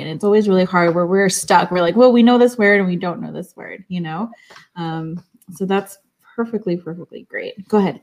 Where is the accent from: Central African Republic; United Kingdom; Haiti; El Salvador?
El Salvador; I'm actually from El Salvador, so we have like I'm Central American.